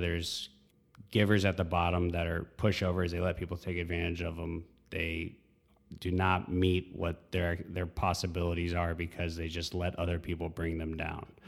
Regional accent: Texas, United States; also born or lived in North Carolina / Midlothian, Virginia; moved to Texas when I was about eight, nine years old, and all the way through high school. Um, so it's, it's my home

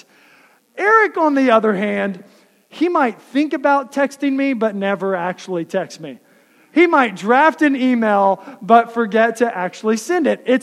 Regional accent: Texas, United States; now in Iowa, United States; I grew up in the South in Texas

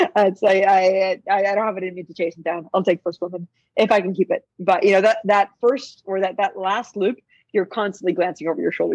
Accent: Boston, Massachusetts, United States; I grew up in Boston

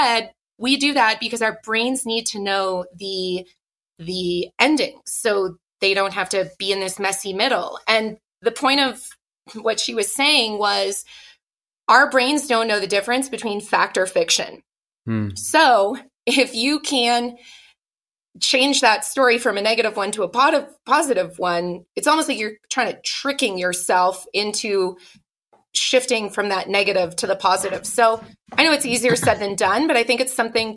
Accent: Ottawa, Ontario, Canada; I grew up in Ottawa, Canada

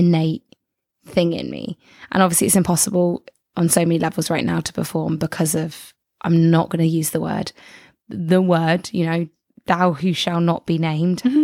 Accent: England, United Kingdom; I'm from England

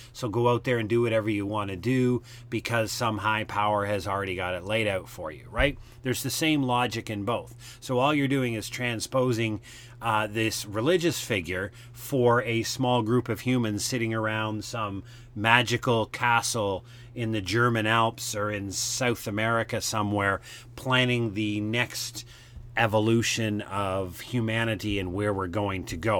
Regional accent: Canada; I'm a Canadian

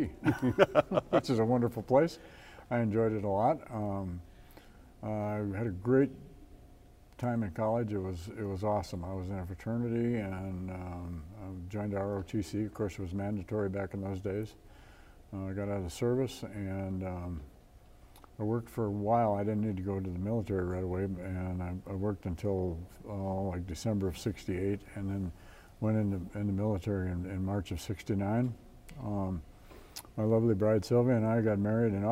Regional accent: Watertown, South Dakota, United States; I grew up in Watertown to a single mom

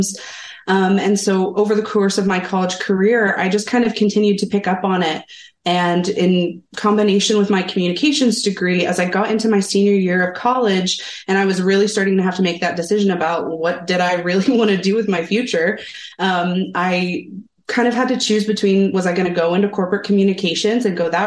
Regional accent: Columbus, Ohio, United States; now in Salem, United States; I'm actually from the Midwest, the Columbus, Ohio area.

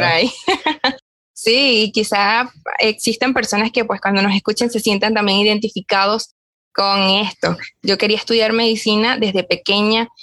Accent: Barquisimeto, Lara, Venezuela; comencé a estudiar comunicación social acá en Barquisimeto, donde yo soy

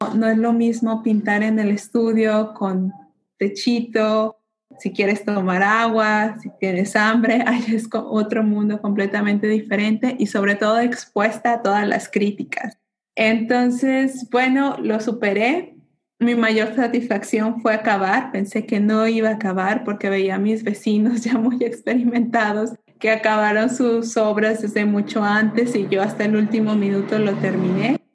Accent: Mexico; moved away as an adult; also born or lived in Guadalajara; now in Netherlands; crecí dentro de México con esos colores, sabores, folclore

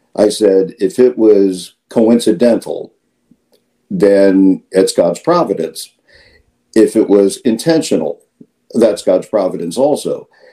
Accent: Midwest, United States; moved away as an adult; now in Florida, United States; I was born in the Midwest, I uh, right after high school, I served uh, on active duty in the Marine Corps

